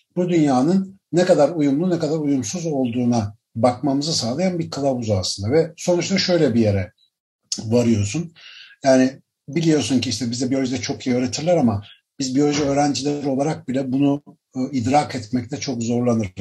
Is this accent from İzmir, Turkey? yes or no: no; Ankara, Turkey; moved away as an adult; now in Istanbul, Turkey; Ankaralıyım ben. Doğma büyüme bayağı. Üniversite eğitimi dahil Ankara'da büyüdüm.